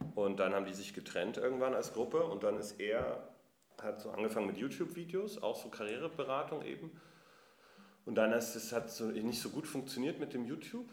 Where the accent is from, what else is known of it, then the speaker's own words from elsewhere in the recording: Munich, Bavaria, Germany; now in Berlin, Germany; ich komme ursprünglich aus München.